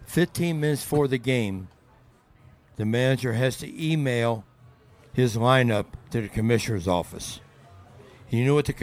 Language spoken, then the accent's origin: English; Cincinnati, Ohio, United States; I'm from Cincinnati.